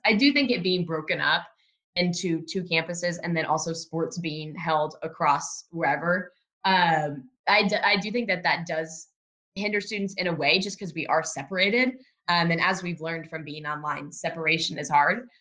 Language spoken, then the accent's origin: English; Oklahoma, United States; moved away as an adult; now in Washington, D.C., United States; I am originally from a small college town in Oklahoma. I am like a country girl.